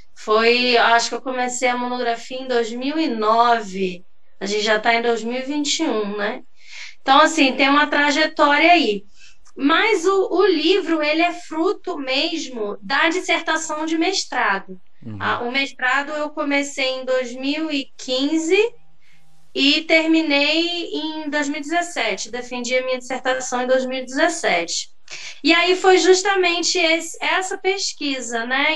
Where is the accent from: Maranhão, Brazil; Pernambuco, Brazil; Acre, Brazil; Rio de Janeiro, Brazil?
Rio de Janeiro, Brazil; São Gonçalo; moved away as an adult; also born or lived in interior of Bahia; now in Bahia, Brazil; Eu morava em São Gonçalo, porque eu sou de São Gonçalo